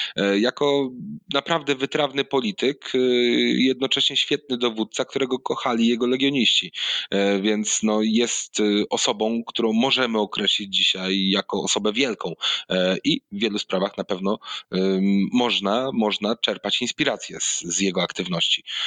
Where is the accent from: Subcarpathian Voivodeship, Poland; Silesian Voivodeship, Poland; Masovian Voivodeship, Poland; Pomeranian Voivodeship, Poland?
Pomeranian Voivodeship, Poland; Gdynia; also born or lived in Mosty; Ja oryginalnie nie pochodzę z Gdańska, pochodzę z y, Gdyni